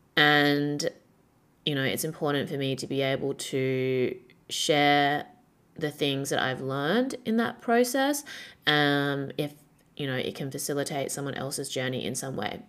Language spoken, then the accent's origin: English; Perth, Western Australia, Australia; moved away as an adult; now in Shanghai, China; when I was growing up in Perth